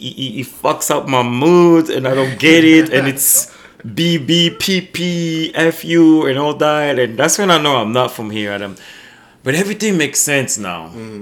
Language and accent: English; Angola; also born or lived in Belgium; because I'm coming from Africa. Angola